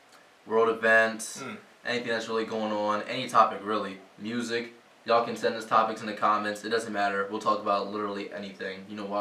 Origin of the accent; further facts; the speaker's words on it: New Jersey, United States; You know, I'm from Jersey as well, but I'm on the south end. I'm like 20 minutes from Philly.